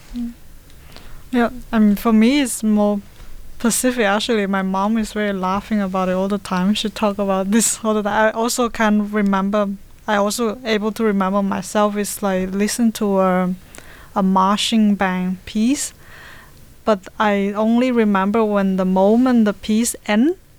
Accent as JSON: {"language": "English", "country": "China", "moved": "yes", "lives_now": "Denmark", "said": "originally I'm from China, but I have been in Denmark for like 15 years"}